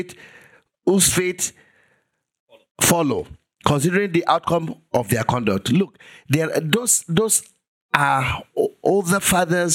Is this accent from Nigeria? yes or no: yes; Igbara-Odo, Ekiti, Nigeria; moved away; my hometown in Igbaraodo.